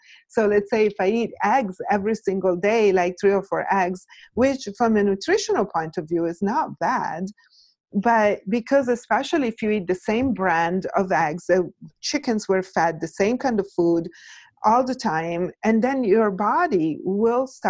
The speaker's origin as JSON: {"language": "English", "country": "Italy", "tie": "born or raised there", "moved": "yes", "lives_now": "United States", "said": "I'm Italian. So I was born and raised in Italy"}